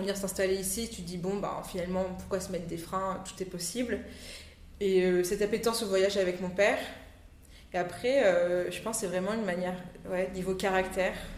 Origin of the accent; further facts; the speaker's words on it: Réunion; also born or lived in Grenoble, France; je suis née en métropole, à Grenoble, et je suis venue m'installer avec mes parents à La Réunion quand j'avais l'âge de 8 ans.